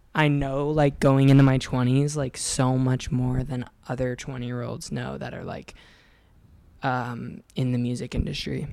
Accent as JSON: {"language": "English", "region": "Oregon", "country": "United States", "also_born_or_lived": "Encinitas, California", "moved": "as an adult", "lives_now": "Los Angeles, United States", "said": "I was like 18, so I moved away from Oregon, and I lived in Encinitas"}